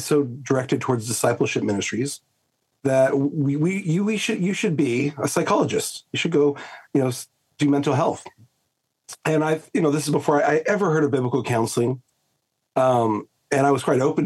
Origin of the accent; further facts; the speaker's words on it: Southern California, United States; moved away as an adult; now in Australia; I grew up, I'm a SoCal boy, Southern California, and raised in an unbelieving home